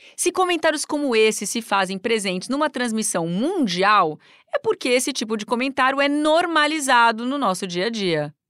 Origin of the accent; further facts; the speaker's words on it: Brazil; era brasileira